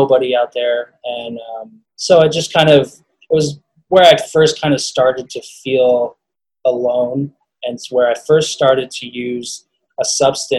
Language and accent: English; Colorado, United States; I wanted to play at CU. I wanted to play for my home state.